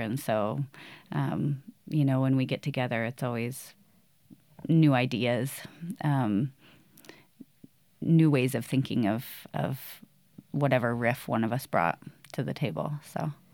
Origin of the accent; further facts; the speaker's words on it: Boise, Idaho, United States; I grew up here. I moved here when I was a little kid